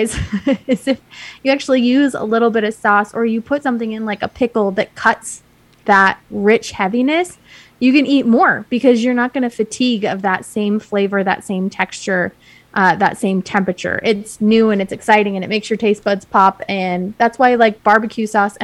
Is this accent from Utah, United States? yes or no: yes; Utah, United States; I grew up in Utah. We really don't have a long barbecue culture history here.